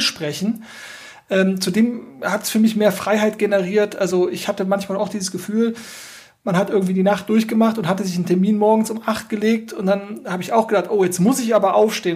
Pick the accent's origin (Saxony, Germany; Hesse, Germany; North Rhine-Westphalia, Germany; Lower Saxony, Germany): North Rhine-Westphalia, Germany; ich bin ja aus Nordrhein-Westfalen, ich bin ja auch hier geboren